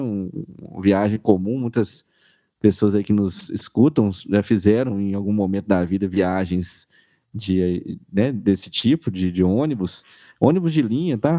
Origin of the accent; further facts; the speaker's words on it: Minas Gerais, Brazil; sou de Minas Gerais